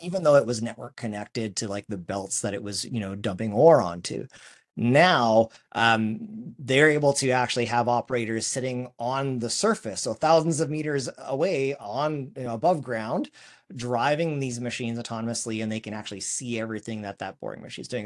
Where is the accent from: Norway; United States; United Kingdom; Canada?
Canada; Saskatchewan; our hometown of Saskatchewan, our home province